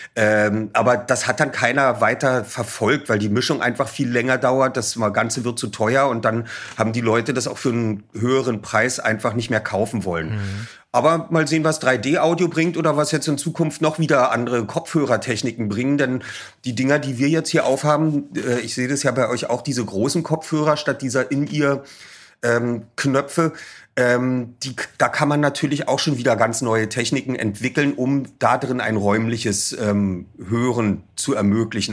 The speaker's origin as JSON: {"language": "German", "region": "Berlin", "country": "Germany", "tie": "born or raised there", "said": "bei uns in Berlin gab es noch die beiden Ostsender, weshalb wir natürlich Lolek und Bolek kannten und die Olsenbande"}